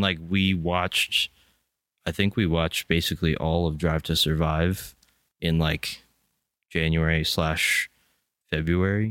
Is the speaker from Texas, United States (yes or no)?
no; Pennsylvania, United States; we're from Pennsylvania